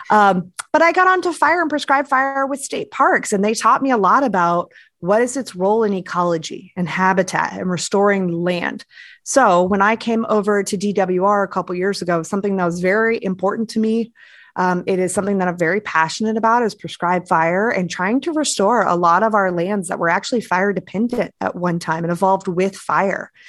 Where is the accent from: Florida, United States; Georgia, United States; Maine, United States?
Florida, United States; now in Virginia, United States; I'm originally from Florida, where everything is just hot, bugs, and flat.